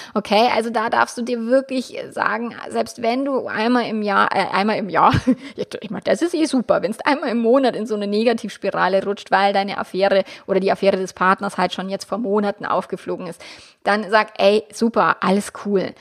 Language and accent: German; Germany; bei uns in Deutschland